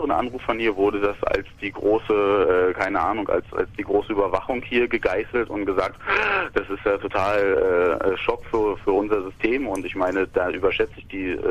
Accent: Russia; German is a second language; ich bin Russe, ich bin selber Ausländer, ich habe

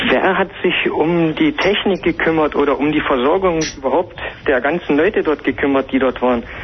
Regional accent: Saxony, Germany; Äh, in der Nähe von Dresden ist das hier.

